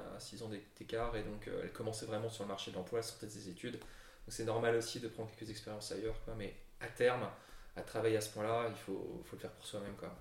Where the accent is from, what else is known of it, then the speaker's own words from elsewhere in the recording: Brussels, Brussels-Capital Region, Belgium; also born or lived in Lille; on est tous les deux d'origine française, et plus particulièrement lilloise, même si moi j'ai la double nationalité. Mais j'ai grandi à Bruxelles